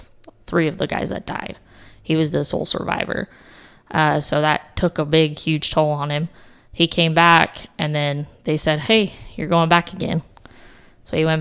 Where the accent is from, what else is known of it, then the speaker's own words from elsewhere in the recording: Utah, United States; moved away as an adult; now in Texas, United States; I grew up in Utah. And then, actually, at 18, I came to Texas